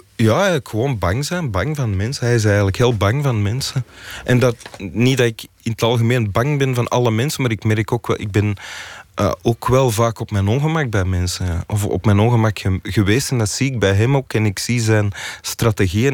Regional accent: Antwerp, Flanders, Belgium; We, woonden ook in Antwerpen en niet, niet in de buurt van Mechelen

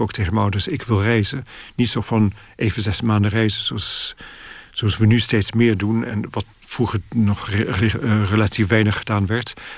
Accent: Netherlands; moved away as an adult; now in London, United Kingdom; Dus ik groeide in een heel Nederlandse sfeer. We spraken Frans en Nederlands thuis

